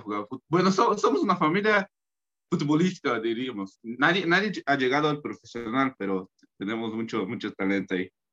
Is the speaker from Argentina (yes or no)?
no; Santa Catarina, Brazil; accent: Portuguese; Spanish is a second language; now in Mexico; Bueno, yo soy de Brasil. Soy de Brasil, soy de Santa Catarina